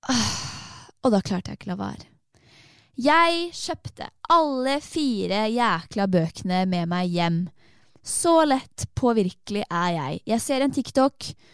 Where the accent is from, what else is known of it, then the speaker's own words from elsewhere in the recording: Torsnes, Østfold, Norway; moved away; jeg har vært hjemme i, der jeg kommer fra, et sted som heter Torsnes